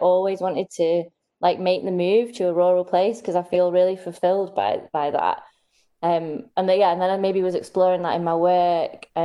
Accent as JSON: {"language": "English", "town": "Manchester", "region": "North West England", "country": "United Kingdom", "tie": "born or raised there", "also_born_or_lived": "Newcastle / Leicester / Portsmouth", "moved": "as an adult", "lives_now": "Caithness, United Kingdom", "said": "I was born in Manchester."}